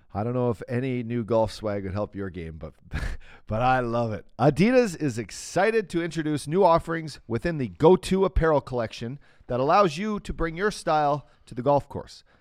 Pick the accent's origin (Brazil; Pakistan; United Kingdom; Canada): Canada; Fort McMurray, Alberta; my hometown Fort Mac